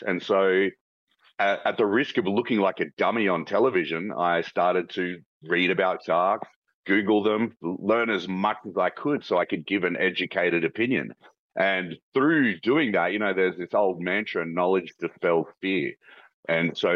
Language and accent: English; Australia; I'm from Australia.